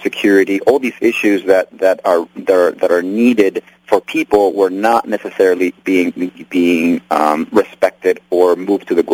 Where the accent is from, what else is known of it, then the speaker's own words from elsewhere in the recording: Nicaragua; now in United States; I'm from Nicaragua, and I was born there and raised there